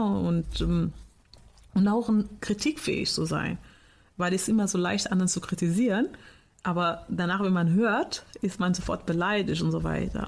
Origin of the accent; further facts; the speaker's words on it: Portugal; now in Germany; Ich komme aus Portugal